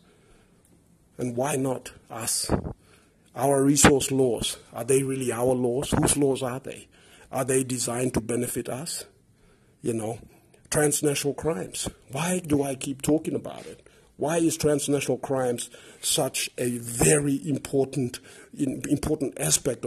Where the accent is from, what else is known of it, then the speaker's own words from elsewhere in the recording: Papua New Guinea; pidgin is the language that unites us as one people